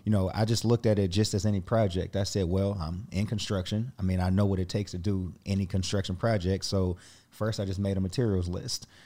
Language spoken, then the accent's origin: English; Indianapolis, Indiana, United States; I grew up just outside of downtown Indianapolis